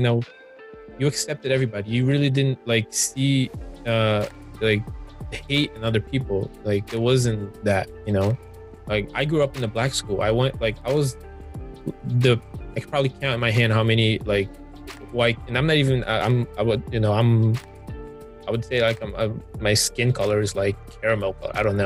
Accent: Brazil; also born or lived in Orlando, Florida; now in Georgia, United States; growing up in Brazil

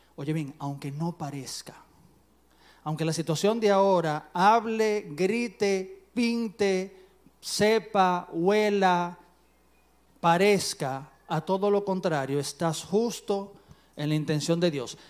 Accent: Dominican Republic

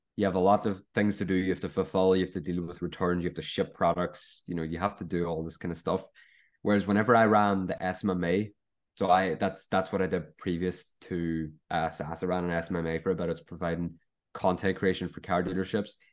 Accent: Ireland; we're all Irish

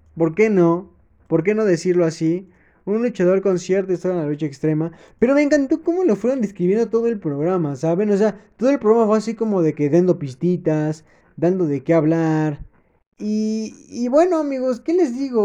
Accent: Mexico; como buen mexicano

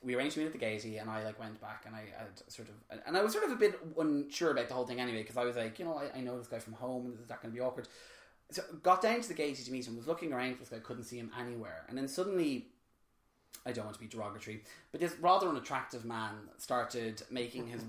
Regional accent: Drogheda, Leinster, Ireland; my hometown up in Drogheda

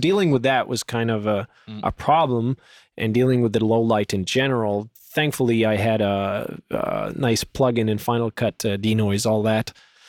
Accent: French part of Canada, Quebec, Canada; we speak French, because we come from the French part of Canada

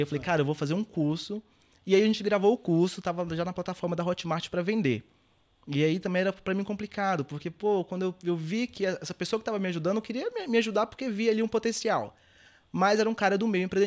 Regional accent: Governador Valadares, Minas Gerais, Brazil; moved away as an adult; also born or lived in Belo Horizonte / Serra da Estrela, Portugal / Scotland; eu nasci em Belo Horizonte, na capital, fui para Valadares e cresci lá trabalhava, estudava, tudo aquilo

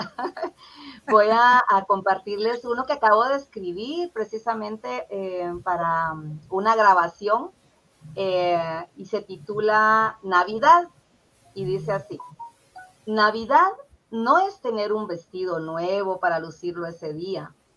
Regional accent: Puerto San José, Escuintla, Guatemala; also born or lived in Zacapa, Guatemala; yo viví ahí 15 años porque mi papá fue maestro y ahí le salió su, trabajo, ¿verdad? Su plaza. Entonces, eh, yo me siento como parte del puerto San José también, aunque nací en Zacapa

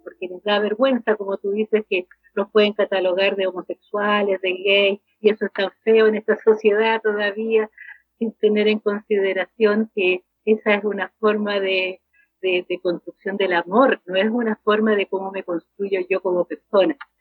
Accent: Macul, Santiago Metropolitan Region, Chile; acá en Macul, yo soy de Macul

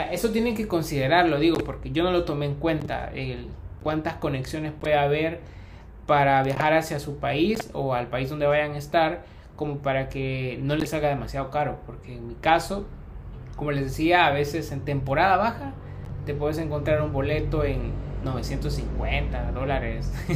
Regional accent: El Salvador; moved away as an adult; now in Uruguay

